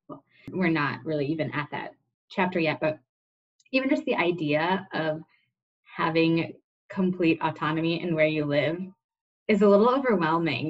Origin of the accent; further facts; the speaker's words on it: Indiana, United States; I grew up in Indiana